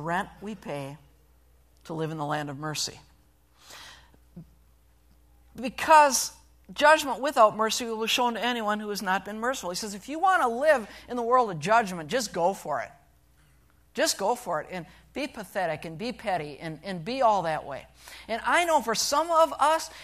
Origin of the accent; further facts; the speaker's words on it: Sturgeon Bay, Wisconsin, United States; moved away; Sturgeon Bay, my hometown